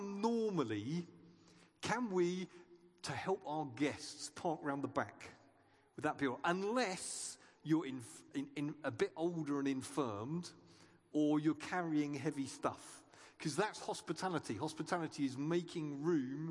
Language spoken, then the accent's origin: English; United Kingdom; we're British